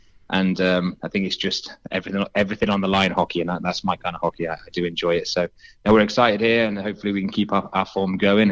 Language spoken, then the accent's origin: English; Nottingham, East Midlands, United Kingdom; moved away as an adult; now in Swindon, United Kingdom; I'm from Nottingham originally, so when I moved down to Swindon